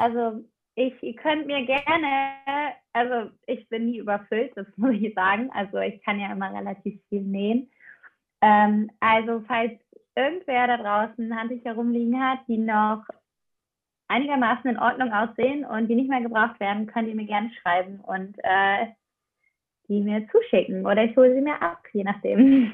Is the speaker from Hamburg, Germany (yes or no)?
no; Aachen, North Rhine-Westphalia, Germany; now in Kiel, Germany; ich komme halt ursprünglich aus Aachen